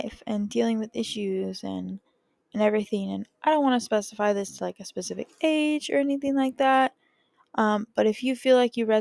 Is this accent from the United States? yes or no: yes; California, United States; I grew up in California